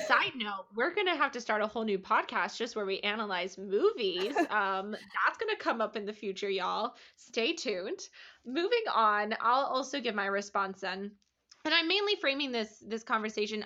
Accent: Iowa, United States; I grew up in Iowa

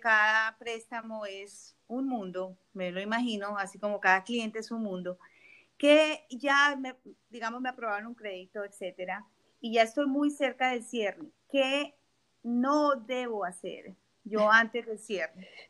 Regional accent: Colombia; now in South Florida, United States; yo soy colombiana y mi familia vive en la frontera

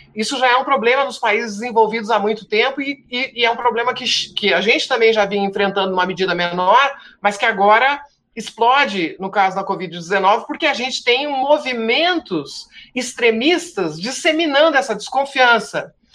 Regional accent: Rio Grande do Sul, Brazil; moved away; tu já notaste que eu sou gaúcho, embora não esteja no Rio Grande do Sul há, há muitos anos, saio do Rio Grande, mas o Rio Grande não sai de mim

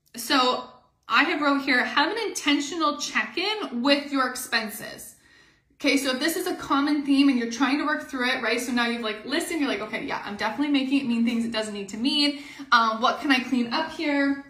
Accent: Canada; we are Canadian

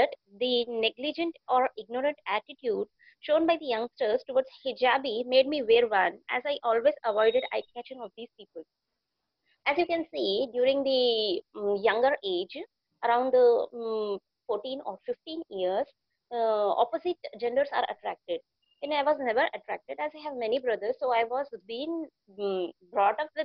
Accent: Telangana, India; I'm from Telangana, the south of India

